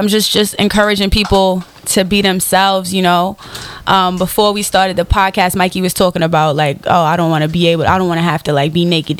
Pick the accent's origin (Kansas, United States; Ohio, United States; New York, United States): New York, United States; New York City; I'm from the South Bronx, you know, so I'm all about, you know, that street urban vibe.